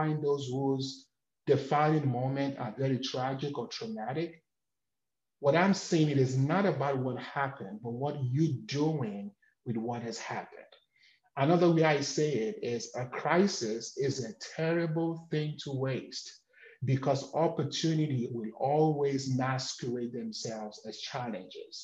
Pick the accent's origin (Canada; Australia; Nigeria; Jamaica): Nigeria; moved away; I'm from Nigeria.